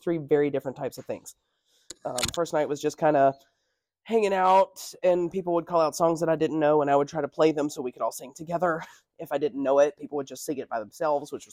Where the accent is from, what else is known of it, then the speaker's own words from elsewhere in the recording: North Carolina, United States; I'm from North Carolina